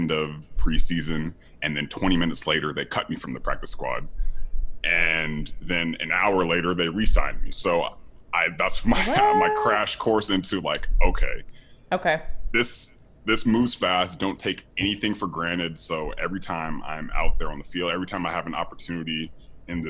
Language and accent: English; Sacramento, California, United States; moved away as an adult; also born or lived in Miami, Florida; I came from Sacramento, California. I didn't play football until freshman year in high school